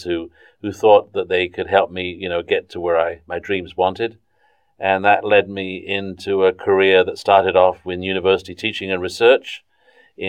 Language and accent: English; southern England, United Kingdom; also born or lived in Suez Canal Zone, Egypt; now in North Carolina, United States; I grew up in southern England